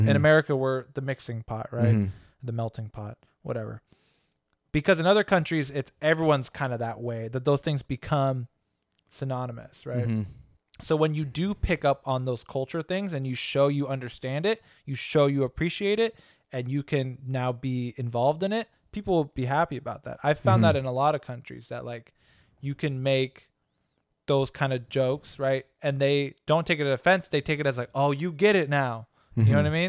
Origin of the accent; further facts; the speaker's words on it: California, United States; And we grew up in the Bay Area.